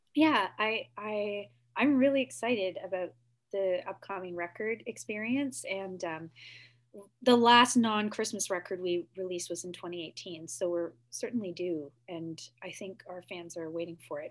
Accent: Whitby, Ontario, Canada; now in Toronto, Canada; I grew up in Whitby, Ontario just down the road from Kingston. I now live in Toronto

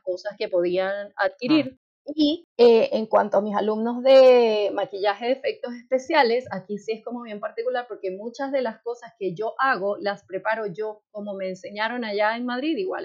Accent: Venezuela; moved away as an adult; now in Chile; yo soy venezolana y en Venezuela el tema del maquillaje está bastante más asociado al tema del, modelaje

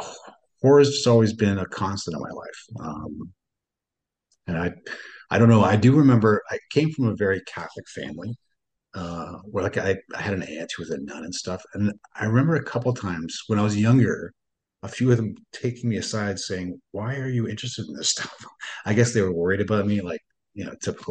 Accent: Northern Ontario, Canada; I grew up in Northern Ontario

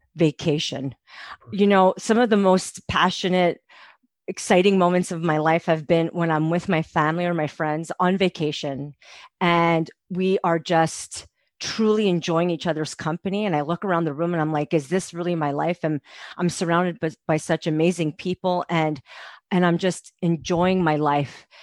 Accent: Montreal, Quebec, Canada; moved away as an adult; now in Calgary, Canada; I'm from Montreal

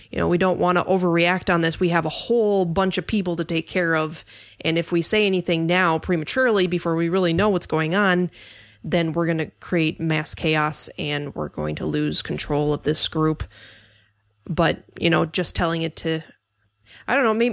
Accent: Minnesota, United States; I'm from Minnesota, and I don't sleep

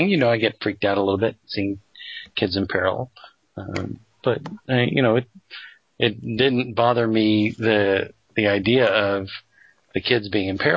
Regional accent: Colorado, United States; I grew up in Colorado um, for at least a few years of my life

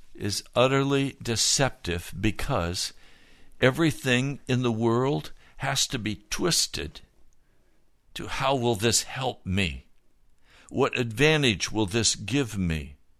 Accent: Denver, Colorado, United States; Denver is my home city. I was born in Denver. I've always considered Denver to be my home

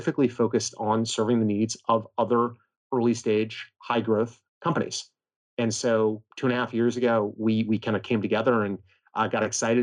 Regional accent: West Coast, United States; I grew up on the West Coast in a reasonably academic family

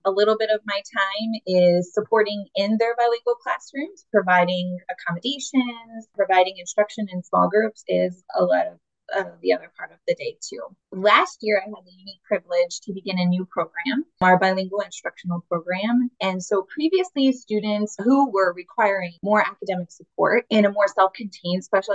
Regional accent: Youngstown, Ohio, United States; moved away as an adult; now in Illinois, United States; I got my undergraduate degree from Youngstown State University in Ohio, which is where I grew up in Youngstown.

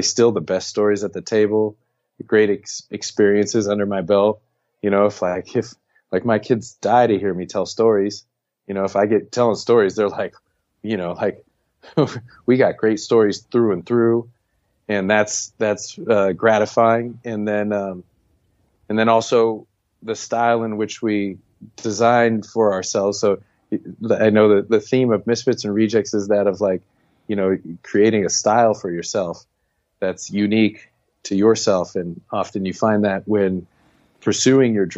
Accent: United States; moved away; we were expatriates

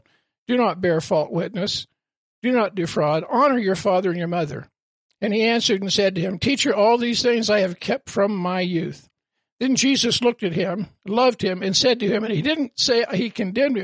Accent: Colorado, United States; I was raised in Colorado, farm and cattle country

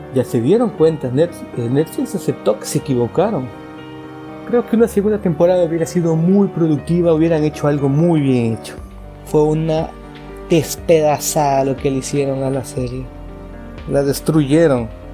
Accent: Ecuador; Yo llevo la comunidad de zombies en mi país, Ecuador

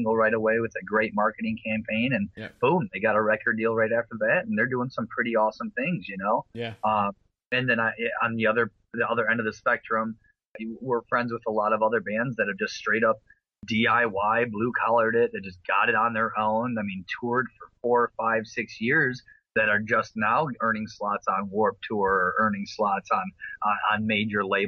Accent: Flint, Michigan, United States; Flint here, my hometown

